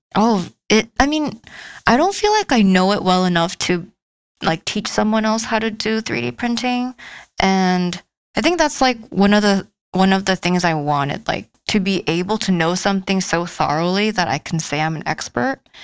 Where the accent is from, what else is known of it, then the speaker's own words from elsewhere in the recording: South Korea; now in United States; I'm from South Korea and I'm 28 years old.